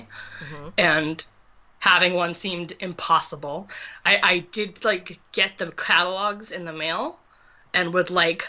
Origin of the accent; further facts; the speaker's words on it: Boston, Massachusetts, United States; I grew up in Boston.